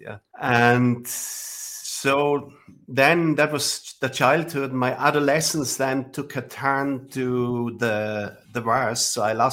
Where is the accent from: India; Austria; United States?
Austria; Villach, Carinthia; I was born 1969. It seems like a long time ago. Without technology. Right. So I grew up in a small village